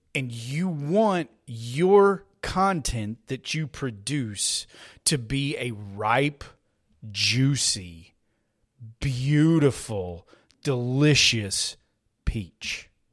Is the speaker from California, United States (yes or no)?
no; Texas, United States; I'm a Texan. I live here in Texas